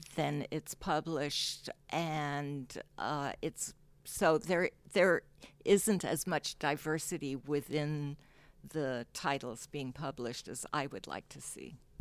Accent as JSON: {"language": "English", "country": "Hong Kong", "tie": "born or raised there", "also_born_or_lived": "San Francisco, United States", "moved": "as an adult", "lives_now": "United States", "said": "So I actually grew up in Hong Kong, uh, with her family in, and I didn't come to America until I started college."}